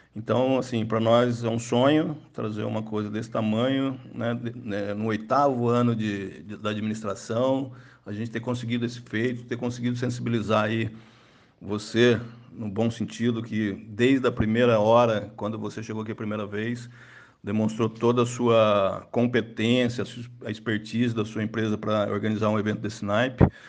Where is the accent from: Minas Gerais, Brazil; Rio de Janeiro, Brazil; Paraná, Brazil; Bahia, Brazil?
Minas Gerais, Brazil; now in Taubaté, Brazil; nós dois somos mineiros